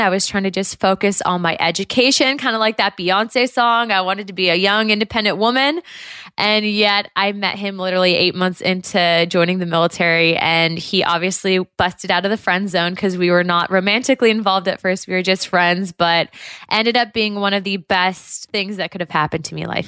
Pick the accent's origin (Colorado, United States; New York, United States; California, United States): California, United States; Southern; also born or lived in Santa Ana / Los Angeles; growing up in Southern California